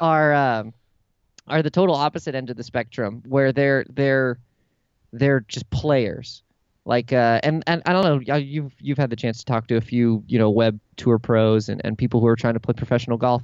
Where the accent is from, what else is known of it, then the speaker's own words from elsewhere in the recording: San Diego, California, United States; moved away as an adult; also born or lived in San Francisco; I grew up in San Diego and have just moved back here and then lived in San Francisco for eight years